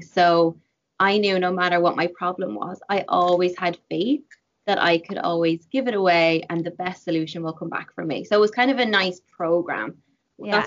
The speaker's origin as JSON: {"language": "English", "country": "Ireland", "tie": "born or raised there", "moved": "as an adult", "lives_now": "Vancouver, Canada", "said": "growing up in Ireland with my mom"}